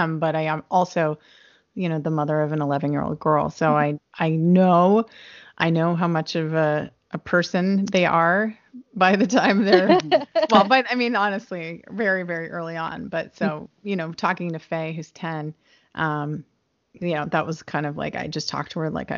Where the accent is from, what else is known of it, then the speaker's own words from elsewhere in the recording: Nova Scotia, Canada; I grew up in Nova Scotia